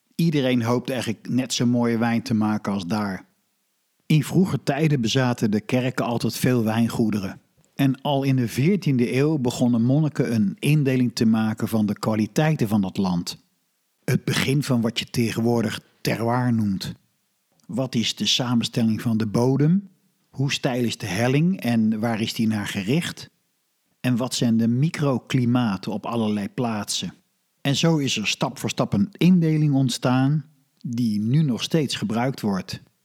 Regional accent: Netherlands; als Nederlander

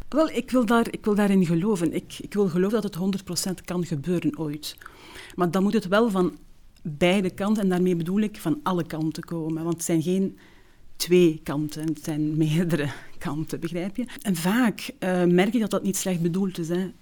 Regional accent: Zolder, Flanders, Belgium; first language Turkish; Dutch is a second language; In Zolder. Um, ehm, de Vrije Basisschool

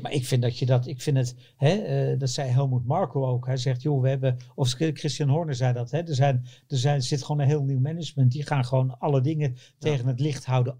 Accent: Netherlands; wij als Nederlanders hopen natuurlijk op Nederlands succes. En daar ben ik er ook één van.

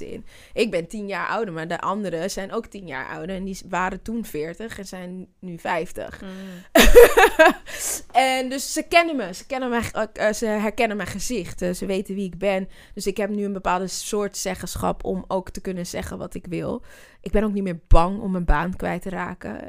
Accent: Zwanenburg, North Holland, Netherlands; also born or lived in Amsterdam; ik ben een Amsterdammer, dus ja, Half-half trouwens. Ik ben in Zwanenburg ook opgegroeid.

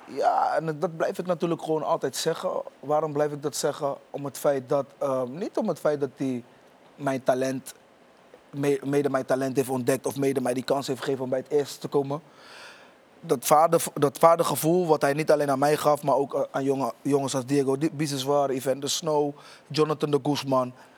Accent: Rotterdam, South Holland, Netherlands; ik kom oorspronkelijk uit Rotterdam. Ik woon in Rotterdam-Oost

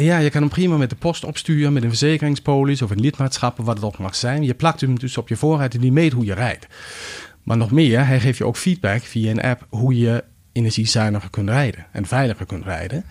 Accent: Greenland; Dutch is a second language; also born or lived in Denmark; now in Netherlands; ik ben in Denemarken geboren, maar in mijn kinderjaar heb ik doorgebracht op Groenland

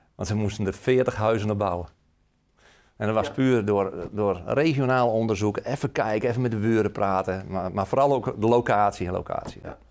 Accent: Friesland, Netherlands; now in Emmeloord, Netherlands; ik ben eigenlijk een Fries die in Emmeloord woont op een mooie boerderij. mijn Friese roots, daar, ja, daar, ben ik nog steeds trots op

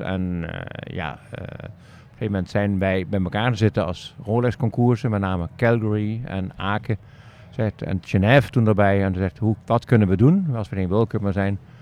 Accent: Netherlands; also born or lived in Aachen; Een Nederlander in Duitsland

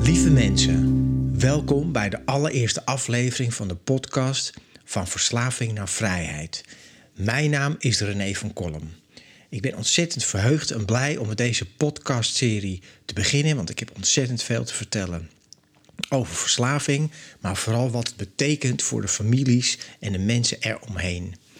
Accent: Amsterdam, North Holland, Netherlands; now in Zandvoort, Netherlands; Ik ben opgegroeid in Amsterdam. Ik woon nu in Zandvoort.

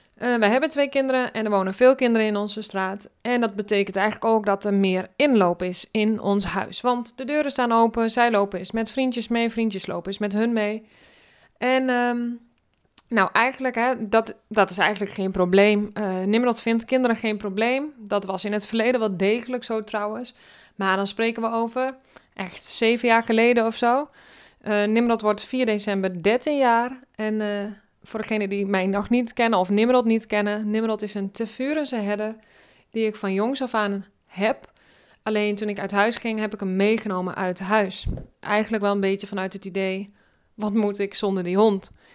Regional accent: Drenthe, Netherlands; ik kom uit Drenthe, daar ben ik opgegroeid.

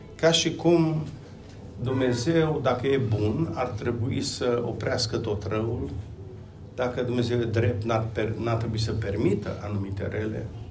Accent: Romania; Vin din România. Locuiesc uh, lângă Timișoara acum

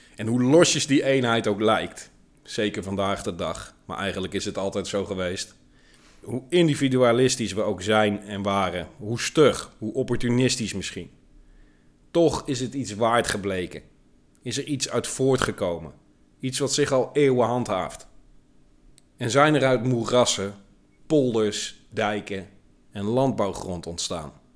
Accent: Netherlands; Ik ben een trotse Nederlander

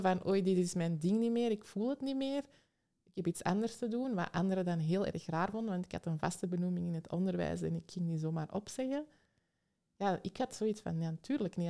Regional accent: Antwerp, Flanders, Belgium; Ik kom uit Antwerpen

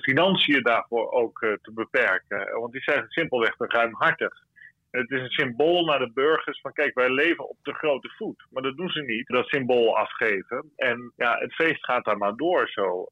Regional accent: Netherlands; wij hebben als Nederlanders

